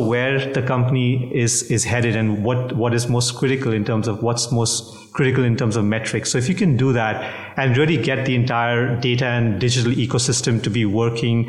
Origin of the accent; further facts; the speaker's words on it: India; also born or lived in Singapore; now in New Jersey, United States; I'm originally from India. I carry a Singapore passport. New Jersey is our home